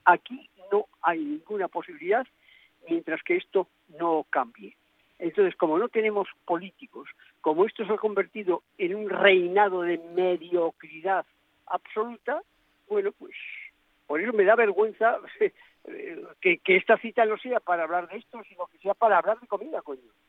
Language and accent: Spanish; Spain; yo soy español